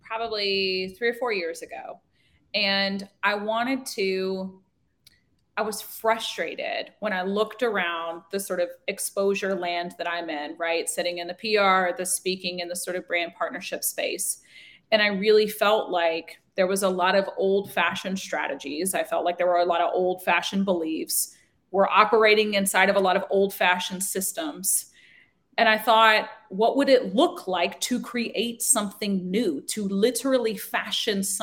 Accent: Nashville, Tennessee, United States; I am tuning in from Nashville, Tennessee. I'm a born and raised Nashvillian

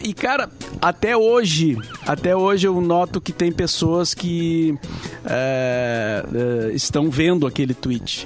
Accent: Rio Grande do Sul, Brazil; se referia a nós, ao gaúcho como sulista

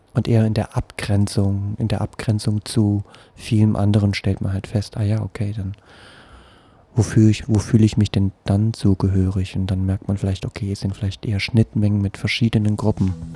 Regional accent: Berlin, Germany; also born or lived in Friedrichshain, Berlin; ich komme aus Pankow, ähm, jetzt aus Friedrichshain

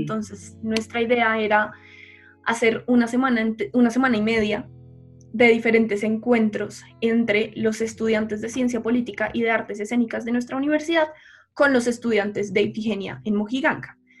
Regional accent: Colombia

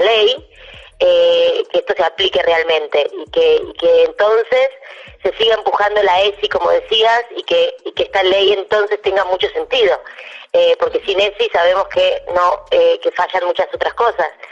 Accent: Argentina; soy la única argentina de toda la serie

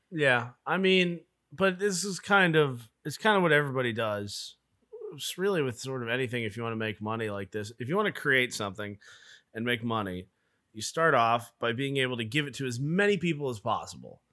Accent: the South, United States; I'm from the South.

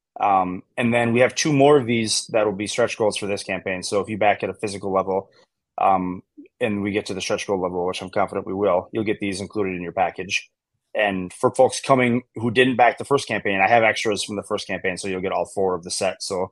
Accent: Wisconsin, United States; I'm from Wisconsin

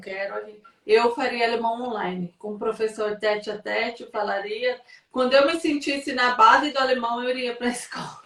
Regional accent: São Paulo, Brazil; now in Portugal; eu sou paulista, eu nasci em São Paulo

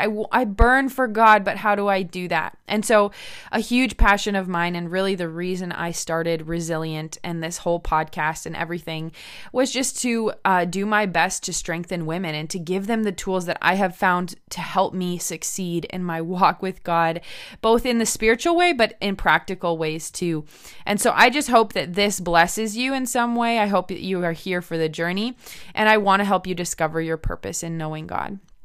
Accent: United States; moved away as an adult; now in Medicine Hat, Canada; I'm originally American

